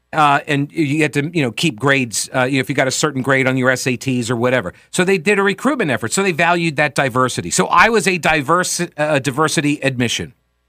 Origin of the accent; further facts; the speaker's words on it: New York, United States; now in South Carolina, United States; I came down from New York to go to college at Winthrop University.